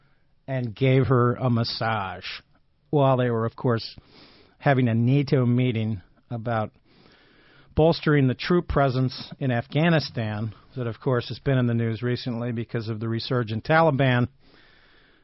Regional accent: Ohio, United States; I'm from the Ohio University that's in Ohio. That's where I grew up

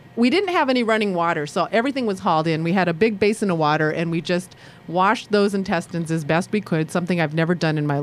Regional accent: Sri Lanka; now in Ann Arbor, United States; I'm a Sri Lankan Jew.

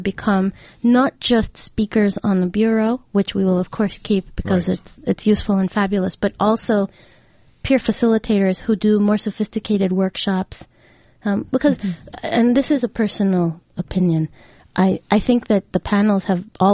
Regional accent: Mexico; also born or lived in Rhode Island; now in Ann Arbor, United States; I'm originally from Mexico. That's where I was born.

